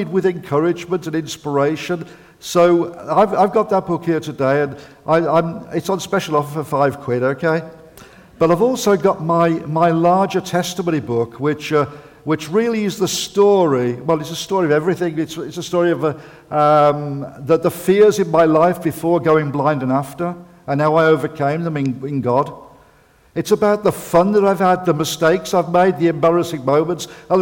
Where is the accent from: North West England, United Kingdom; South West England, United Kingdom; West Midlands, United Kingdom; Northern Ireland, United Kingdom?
West Midlands, United Kingdom; Birmingham; me growing up in Birmingham with my dad and going to football